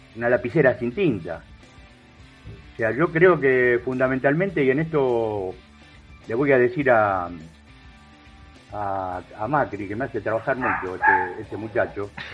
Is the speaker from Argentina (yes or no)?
yes; Argentina; Yo como argentino